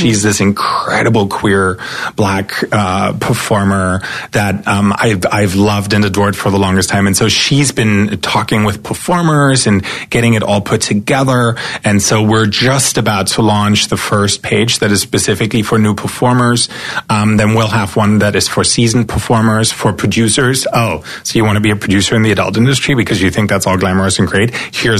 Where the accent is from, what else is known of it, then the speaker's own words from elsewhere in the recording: eastern Germany, Germany; English is a second language; So as I said, I grew up in East Germany.